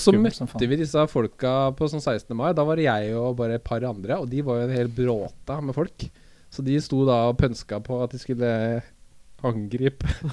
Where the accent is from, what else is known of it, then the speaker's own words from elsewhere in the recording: Oslo, Norway; vi vokste opp sammen på Høybråten.